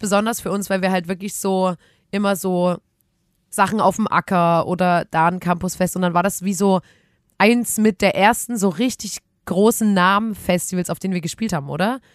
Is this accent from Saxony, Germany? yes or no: yes; Chemnitz, Saxony, Germany; wir kommen auch aus Chemnitz